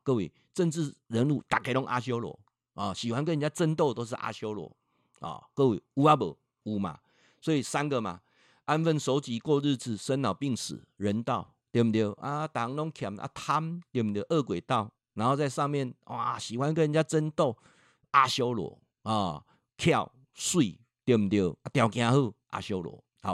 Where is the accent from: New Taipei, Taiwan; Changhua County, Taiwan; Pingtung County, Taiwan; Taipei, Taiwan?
Changhua County, Taiwan; 我本身在彰化住了一辈子